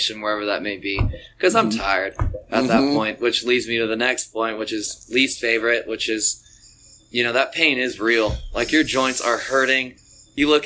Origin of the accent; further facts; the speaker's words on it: San Diego, California, United States; I'm from San Diego, so I grew up kind of hiking in those mountains.